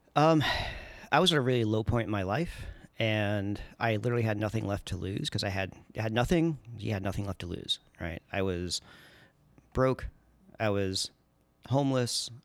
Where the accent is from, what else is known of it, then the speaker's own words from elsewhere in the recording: Long Island, New York, United States; moved away as an adult; also born or lived in Oakland, California / Washington, District of Columbia, United States; now in Portland, United States; I grew up in New York on Long Island